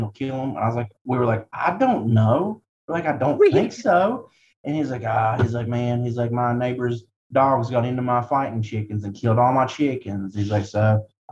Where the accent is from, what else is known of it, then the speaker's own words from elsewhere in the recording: Wyoming County, West Virginia, United States; I'm from Wyoming County, West Virginia